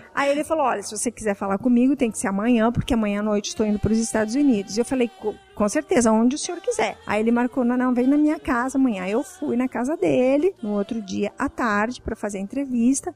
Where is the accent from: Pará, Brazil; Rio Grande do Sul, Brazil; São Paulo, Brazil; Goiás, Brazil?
Rio Grande do Sul, Brazil; interior near Passo Fundo; moved away; eu sou do interior da Vicanabarro, a minha cidade, fica perto de Passo Fundo